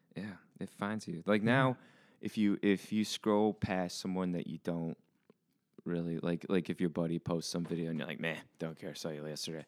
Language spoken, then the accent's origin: English; New Mexico, United States; moved away as an adult; I grew up in New Mexico